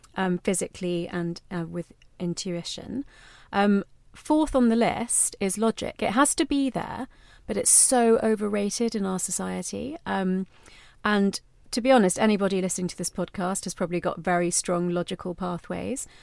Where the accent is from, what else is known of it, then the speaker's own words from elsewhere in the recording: London, United Kingdom; me growing up in London, but in an Indian household